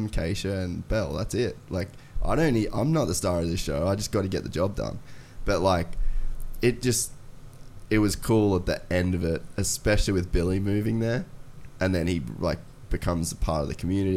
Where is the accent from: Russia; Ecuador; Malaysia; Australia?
Australia; Cairns, Queensland; moved away; it was in my hometown, like where we did that first dream ride in Cairns. That was like 10 minutes from where I lived my entire life